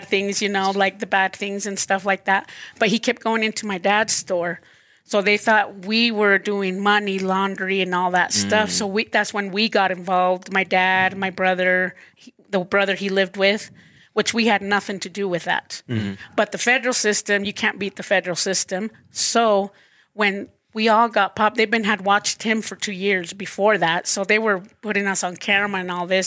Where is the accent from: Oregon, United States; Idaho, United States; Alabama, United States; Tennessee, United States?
Idaho, United States; Idaho Falls; I'm originally born and raised in Idaho. Everybody thinks I'm from California or, you know, but no, born and raised here.